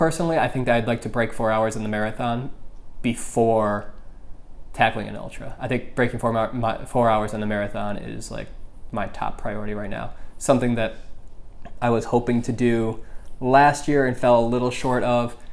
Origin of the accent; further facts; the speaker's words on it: Michigan, United States; moved away; I'm from Michigan